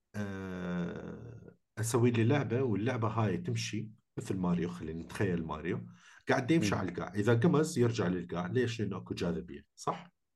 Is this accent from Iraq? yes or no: yes; Iraq; احنا عراقيين